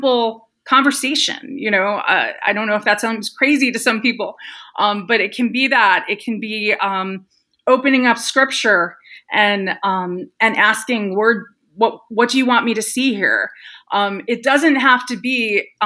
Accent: New York City, New York, United States; I was born and raised in New York City.

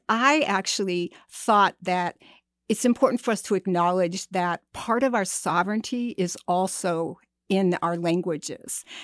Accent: White Earth Reservation, Minnesota, United States; I'm from White Earth Reservation, and I grew up really among storytellers

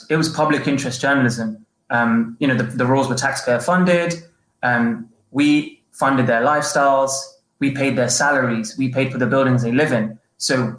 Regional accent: London, United Kingdom; moved away as an adult; now in Los Angeles, United States; My life switched over to Los Angeles, but I was born and bred in London

